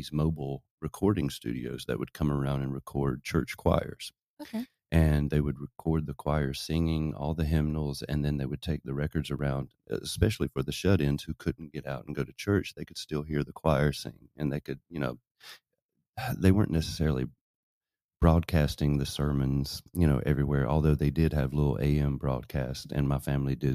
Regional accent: Boonville, North Carolina, United States; moved away; also born or lived in Nashville, Tennessee; I was born in North Carolina

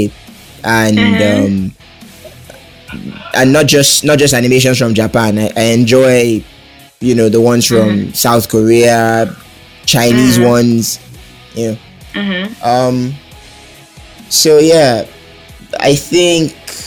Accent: Port Harcourt, Rivers State, Nigeria; I was born in Port Harcourt City, mm-hmm. here in Nigeria

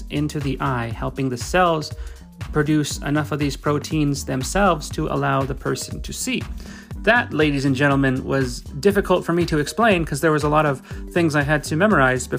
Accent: Alberta, Canada; I'm from Alberta, Canada. It's where I broadcast from.

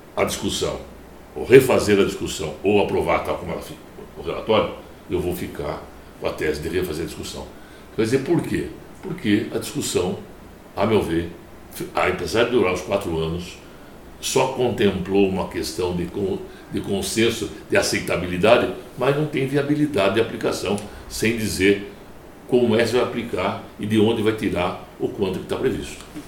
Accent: São Paulo, Brazil; eu penso como brasileiro, mas penso como paulista

